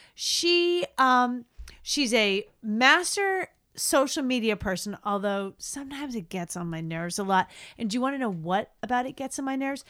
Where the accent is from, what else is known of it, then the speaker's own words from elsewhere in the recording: Boston, Massachusetts, United States; we're also from Boston